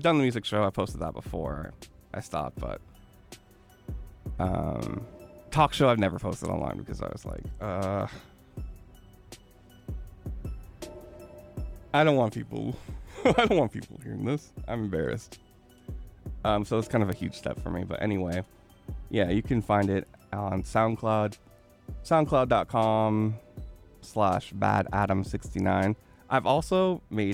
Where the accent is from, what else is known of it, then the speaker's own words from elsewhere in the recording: California, United States; I'm native Californian. Miwok